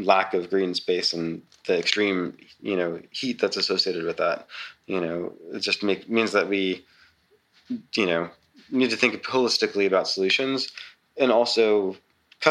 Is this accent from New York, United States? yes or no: yes; New York City, New York, United States; moved away as an adult; also born or lived in Texas / Oklahoma; I'm from Staten Island originally